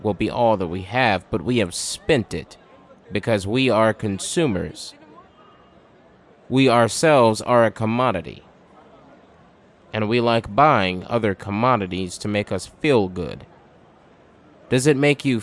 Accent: United States; we are American workers

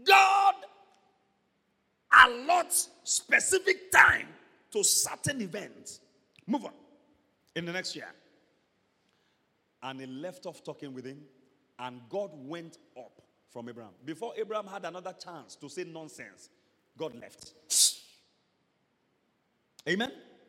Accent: Ibadan, Oyo, Nigeria; I was born in Ibadan. I was bred in Ibadan. Primary school, nursery school, secondary school, Ibadan.

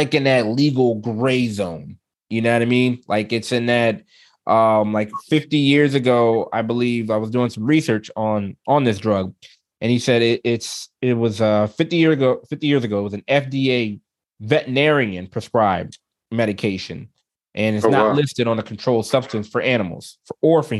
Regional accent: Philadelphia, Pennsylvania, United States; I love my city, born and raised in Philly

